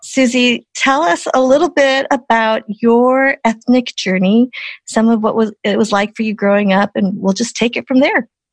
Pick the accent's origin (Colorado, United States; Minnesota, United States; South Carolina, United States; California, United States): Colorado, United States; Boulder; me growing up in Boulder, Colorado